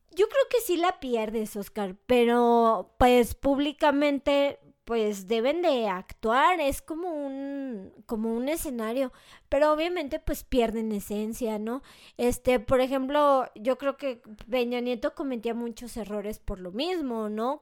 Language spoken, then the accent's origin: Spanish; Mexico; soy mexicana